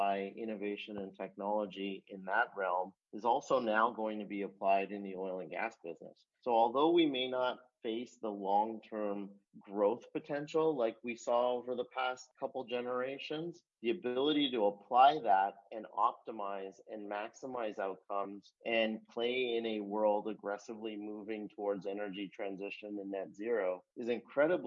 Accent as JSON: {"language": "English", "town": "Calgary", "region": "Alberta", "country": "Canada", "tie": "born or raised there", "said": "I was growing up in Calgary"}